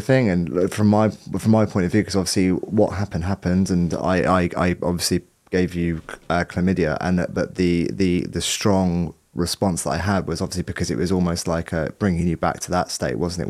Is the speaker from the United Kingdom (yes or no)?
yes; Southampton, South East England, United Kingdom; moved away; I'm from Southampton originally